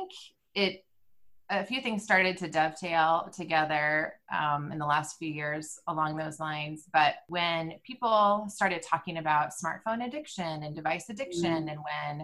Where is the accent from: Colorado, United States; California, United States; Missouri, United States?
California, United States; moved away as an adult; now in Indiana, United States; We're from California. We've been living in California until 2017, and we moved here